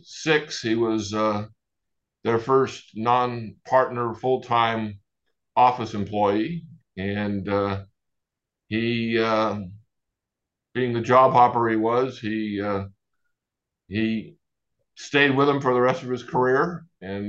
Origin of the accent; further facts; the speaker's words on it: Sacramento, California, United States; also born or lived in Texas / France; I was born and raised in Sacramento